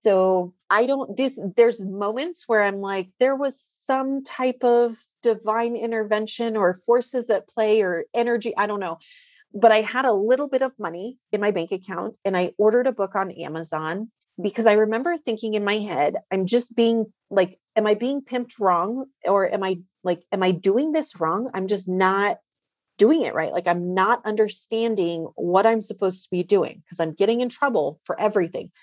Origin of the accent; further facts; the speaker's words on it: Greeley, Colorado, United States; moved away as an adult; also born or lived in Denver, Colorado; I was born and raised in Greeley, Colorado